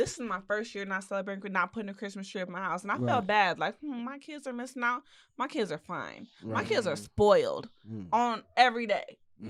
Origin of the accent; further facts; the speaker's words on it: Texas, United States; Because I'm from Texas.